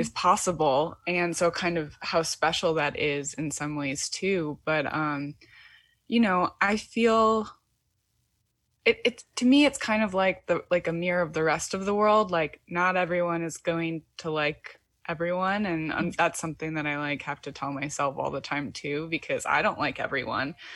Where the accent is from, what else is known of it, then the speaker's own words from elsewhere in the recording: Michigan, United States; now in Brooklyn, United States; I'm from the Midwest in Michigan